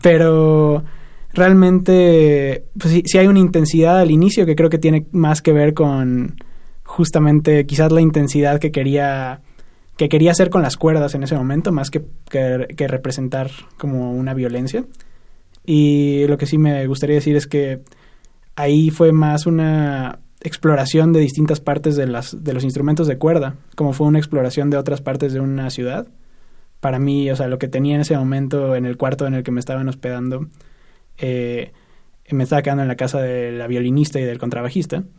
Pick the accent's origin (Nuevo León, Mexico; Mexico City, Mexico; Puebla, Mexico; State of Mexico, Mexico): State of Mexico, Mexico; Yo soy del Estado de México